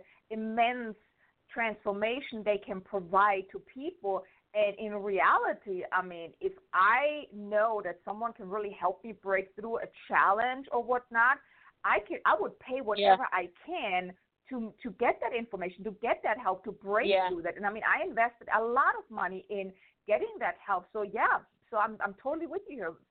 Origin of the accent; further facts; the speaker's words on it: Germany; moved away as an adult; now in United States; I'm from Germany.